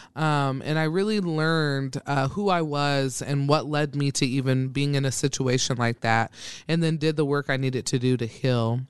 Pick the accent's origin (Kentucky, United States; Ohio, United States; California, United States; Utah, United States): Ohio, United States; Troy; moved away as an adult; also born or lived in Dayton, Ohio; now in Omaha, Nebraska, United States; I am from a small town called Troy, Ohio, um, where I was born and raised from the time I came out of my mother's womb to, I was, when I was eighteen, and then I moved to Dayton, Ohio